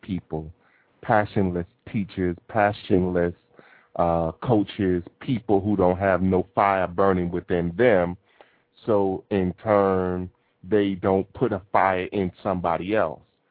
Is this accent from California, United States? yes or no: no; New York City, New York, United States; my entire life growing up in Brooklyn, New York